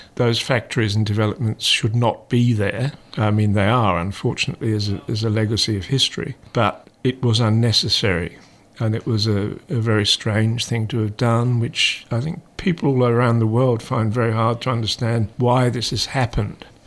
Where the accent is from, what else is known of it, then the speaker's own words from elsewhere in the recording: Carinthia, Austria; moved away; also born or lived in England; I grew up in the Alps in southern Europe